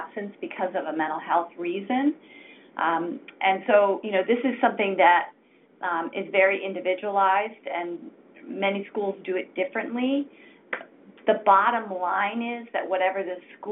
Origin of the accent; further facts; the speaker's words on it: Maine, United States; moved away; I'm a Mainer, so delighted to have you on the call. I grew up in Maine myself and went to college in Maine